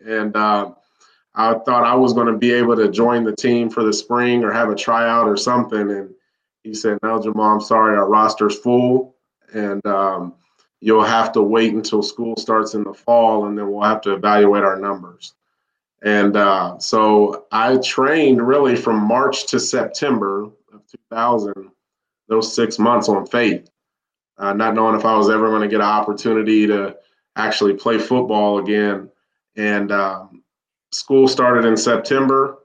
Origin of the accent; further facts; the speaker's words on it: Columbus, Ohio, United States; born and raised in Columbus, Ohio